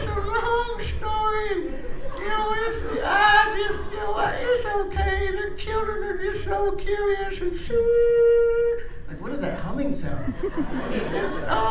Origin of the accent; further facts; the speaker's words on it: Phoenix, Arizona, United States; I am originally from here. I came all the way from West Phoenix